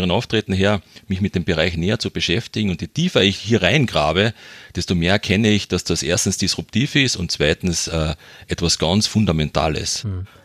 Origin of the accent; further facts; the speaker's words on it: Carinthia, Austria; accent: Carinthian; ich bin ein Kärntner, man hört es beim Dialekt vielleicht ein bisschen.